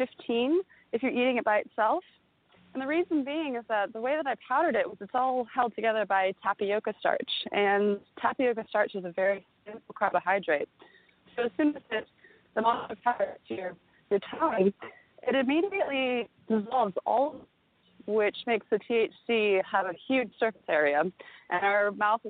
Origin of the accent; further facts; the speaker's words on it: Napa Valley, California, United States; I grew up in Napa Valley